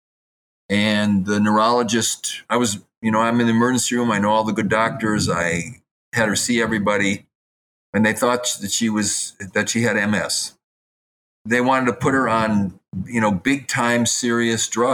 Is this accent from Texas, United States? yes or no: no; Madison, Wisconsin, United States; I grew up in Madison, Wisconsin, and when I was 13 years old